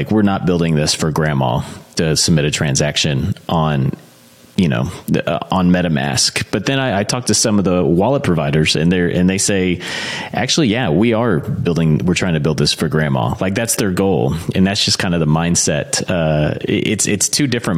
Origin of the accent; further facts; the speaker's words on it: Texas, United States; I'm from Texas